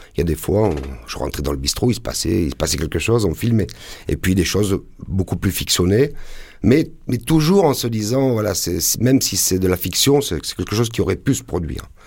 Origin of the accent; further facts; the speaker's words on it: Ginasservis, Provence-Alpes-Côte d'Azur, France; moved away as an adult; j'ai grandi, j'ai passé pratiquement les 25 premières années de ma vie à Gina Servi, alias Espigoule